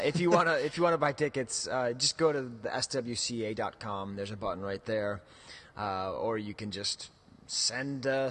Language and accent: English; United States; I'm an American, and so I pronounce that Centra